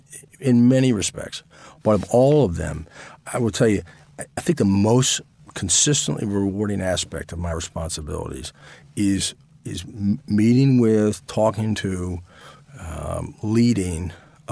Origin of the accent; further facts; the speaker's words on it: New England, United States; moved away as an adult; also born or lived in Virginia; I was raised in New England.